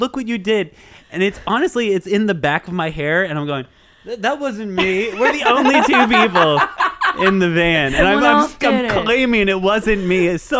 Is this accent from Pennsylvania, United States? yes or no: no; Vermont, United States; moved away; I grew up, like, in the middle of nowhere. I grew up in Vermont. I graduated public school with 17 people.